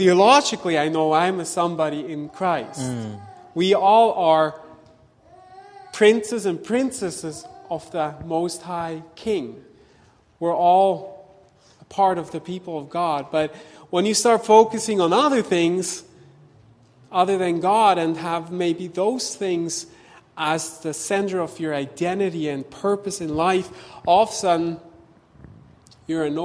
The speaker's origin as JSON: {"language": "English", "country": "Switzerland", "also_born_or_lived": "Vancouver, Canada", "moved": "as an adult", "said": "we left Vancouver to go back to my home country, to Switzerland"}